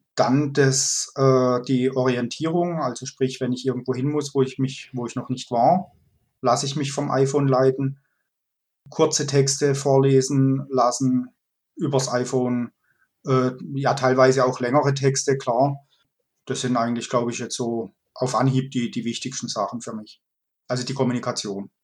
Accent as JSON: {"language": "German", "area": "Kaiserstuhl", "region": "Baden-Württemberg", "country": "Germany", "tie": "born or raised there", "also_born_or_lived": "Freiburg", "said": "Ich bin äh, in Freiburg geboren und im Kaiserstuhl aufgewachsen"}